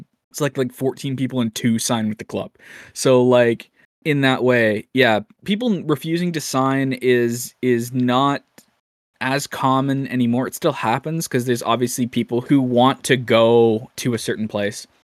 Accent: Hawaii, United States; I'm from Hawaii, but I grew up a diehard Hawks fan.

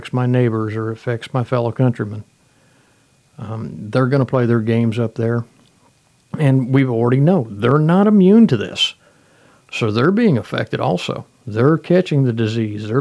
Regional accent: United States; We're all American citizens. We all live here in the United States

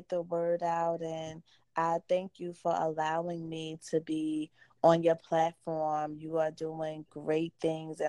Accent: New Jersey, United States; Born and raised Jersey girl

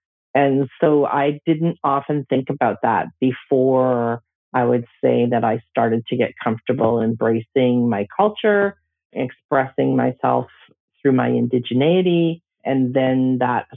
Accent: Stony Plain, Alberta, Canada; now in Kamloops, Canada; I actually grew up in northern Alberta in a farm outside of a community named Stony Plain, west of Edmonton

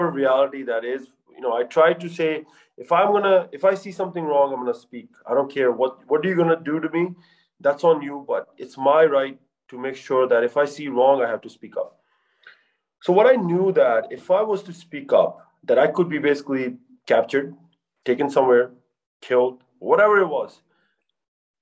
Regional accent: United States; I'm from America, I'm a doctor

